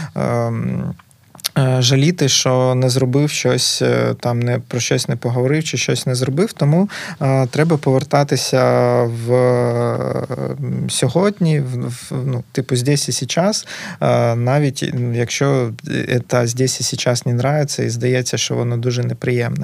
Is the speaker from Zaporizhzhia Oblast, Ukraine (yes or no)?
yes; Berdiansk, Zaporizhzhia Oblast, Ukraine; moved away as an adult; also born or lived in Kharkiv; now in Lviv, Ukraine; ментально все одно завжди себе відчував бердянцем